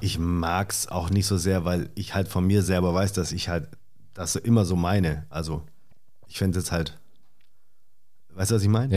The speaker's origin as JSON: {"language": "German", "area": "Swabia", "region": "Baden-Württemberg", "country": "Germany", "also_born_or_lived": "Stuttgart", "moved": "yes", "lives_now": "Berlin, Germany", "said": "Ich bin ja ursprünglich aus dem Süden Deutschlands."}